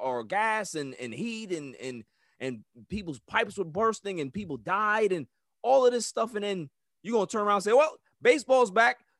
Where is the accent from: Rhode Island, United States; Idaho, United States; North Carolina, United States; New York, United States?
New York, United States; New York City; I'm from Queens